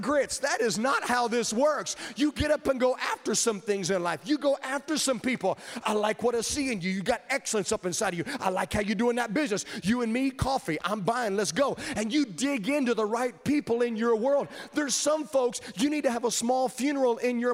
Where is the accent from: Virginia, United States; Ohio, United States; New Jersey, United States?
Virginia, United States; I grew up in Virginia